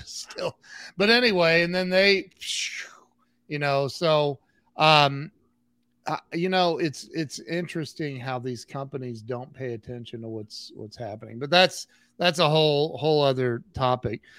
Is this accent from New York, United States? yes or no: no; Northwest Ohio, United States; also born or lived in Dublin, Ohio / Columbus / Las Vegas; I was born and raised in Northwest Ohio